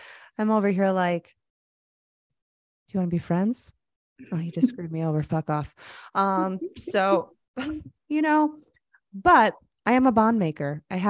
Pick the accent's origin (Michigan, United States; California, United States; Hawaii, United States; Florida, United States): Florida, United States; I grew up in Florida.